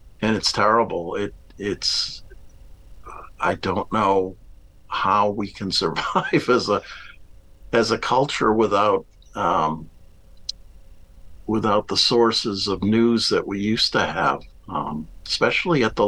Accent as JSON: {"language": "English", "town": "Westborough", "region": "Massachusetts", "country": "United States", "tie": "born or raised there", "also_born_or_lived": "Washington", "said": "I grew up in Westboro, Massachusetts, outside of Worcester"}